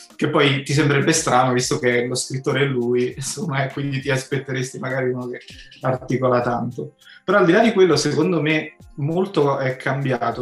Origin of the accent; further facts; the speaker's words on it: province of Naples, Campania, Italy; io poi sono di provincia di Napoli, non Napoli centro